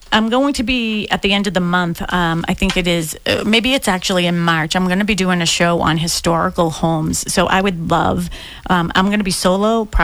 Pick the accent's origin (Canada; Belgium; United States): United States; Boston, Massachusetts; I grew up on Dorchester Ave, like right near Columbia Road, like Columbia and Dorchester Ave. Like it was a busy street, right?